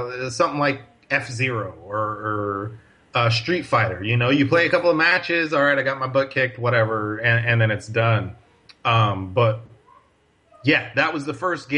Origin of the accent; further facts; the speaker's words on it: Paterson, New Jersey, United States; I grew up in North Jersey in a city called Paterson